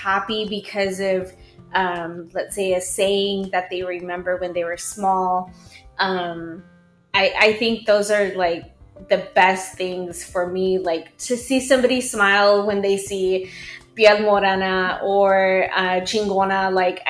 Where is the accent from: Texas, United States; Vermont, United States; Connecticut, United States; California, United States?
Texas, United States; Mission; born or raised there